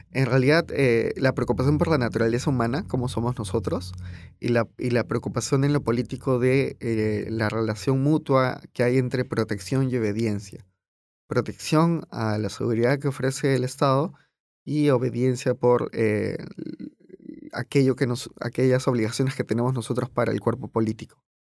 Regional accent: Peru

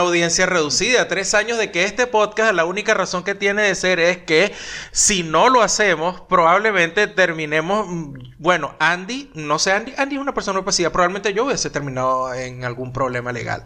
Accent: Venezuela; now in Argentina; Todos los venezolanos

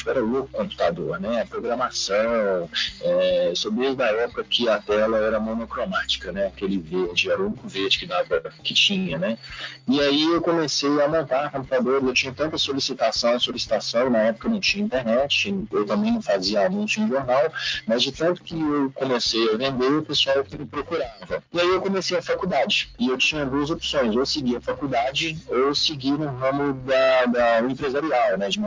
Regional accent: Belo Horizonte, Minas Gerais, Brazil; Nasci e cresci em Belo Horizonte, Minas Gerais.

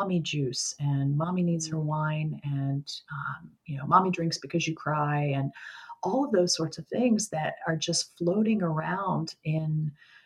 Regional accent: Baltimore, Maryland, United States; moved away as an adult; now in Pittsburgh, United States; I'm originally from Baltimore, and we relocated to Pittsburgh, where I live now

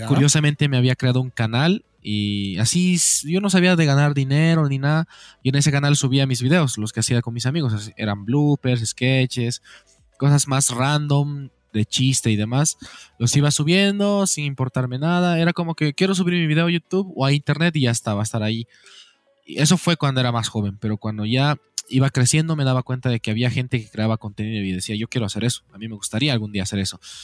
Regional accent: Oruro, Bolivia; Nacido en Oruro

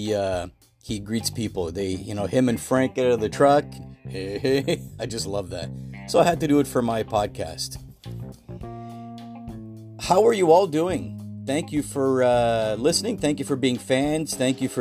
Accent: Toronto, Ontario, Canada; I'm from the Toronto, Canada area.

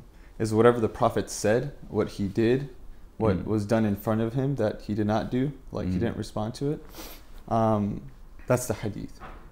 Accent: Torrance, California, United States; All my life. I was born and raised in Torrance.

